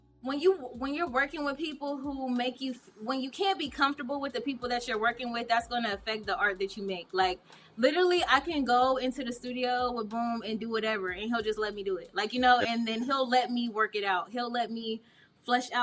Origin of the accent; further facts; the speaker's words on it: Indianapolis, Indiana, United States; moved away; also born or lived in Atlanta, Georgia; I'm from Indianapolis, Indiana